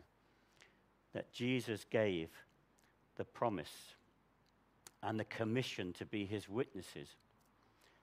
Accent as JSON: {"language": "English", "country": "United Kingdom", "said": "we're so British"}